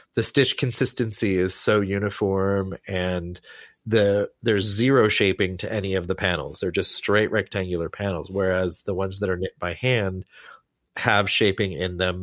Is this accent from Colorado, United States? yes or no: no; Lawrence, Kansas, United States; I grew up, I grew up in Lawrence, Kansas